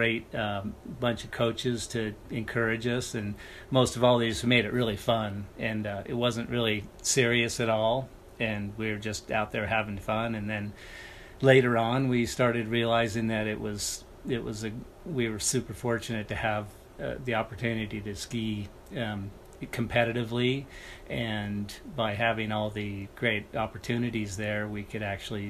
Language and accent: English; Sun Valley, Idaho, United States; I grew up in Sun Valley, Idaho